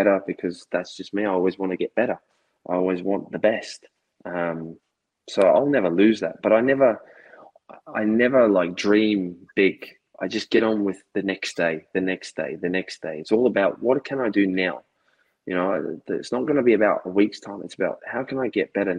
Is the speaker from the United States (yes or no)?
no; Australia; also born or lived in Scotland